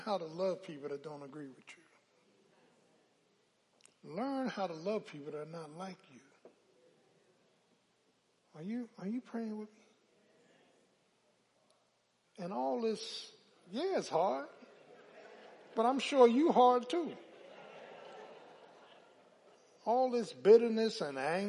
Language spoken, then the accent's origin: English; Philadelphia, Pennsylvania, United States; I'm from South Philly.